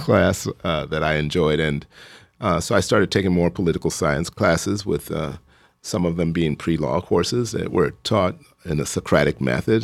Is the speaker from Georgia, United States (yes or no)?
no; Chicago, Illinois, United States; I grew up in Hyde Park, so I just ran, uh, from where I lived